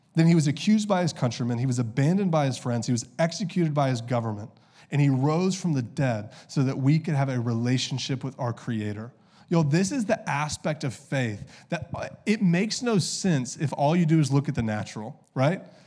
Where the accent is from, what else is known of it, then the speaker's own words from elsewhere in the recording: the South, United States; I grew up in the South